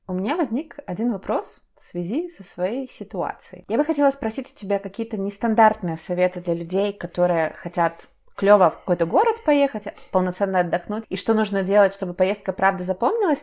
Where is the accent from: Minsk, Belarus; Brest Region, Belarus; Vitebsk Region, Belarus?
Minsk, Belarus; я, грубо говоря, из Минска, я тут жила